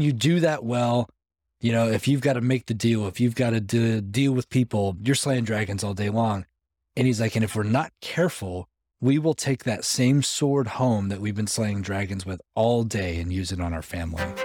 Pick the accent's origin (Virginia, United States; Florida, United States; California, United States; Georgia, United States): California, United States; Los Angeles; moved away as an adult; also born or lived in Arizona; now in Middle Tennessee, United States; that's where I grew up, like Los Angeles, about for twenty years